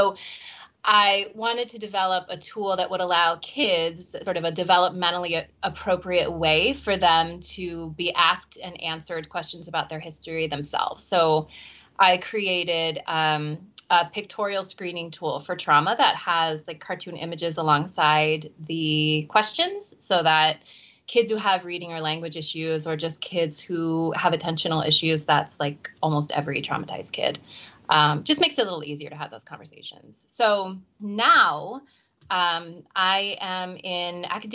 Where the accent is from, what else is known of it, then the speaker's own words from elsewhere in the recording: Cleveland, Ohio, United States; moved away as an adult; also born or lived in Philadelphia; I'm originally from the Cleveland area and I left and came back once we had kids